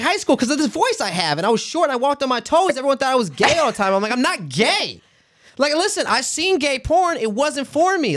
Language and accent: English; St. Petersburg, Florida, United States; born or raised there; moved away